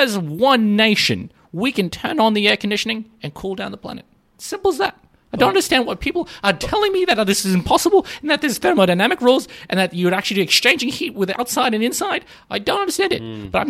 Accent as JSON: {"language": "English", "country": "Australia", "tie": "born or raised there", "said": "I have been born and raised in Australia, and I will die and raise as Australian."}